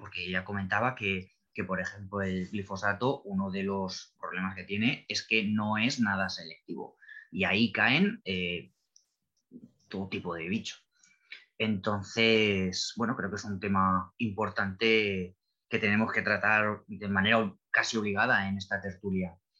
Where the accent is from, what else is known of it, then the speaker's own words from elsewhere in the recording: Spain; aquí en España